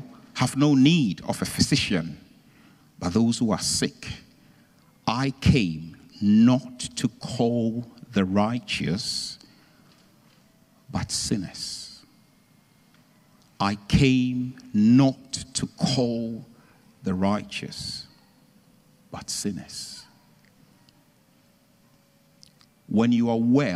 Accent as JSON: {"language": "English", "country": "Ghana", "said": "I'm originally from Ghana"}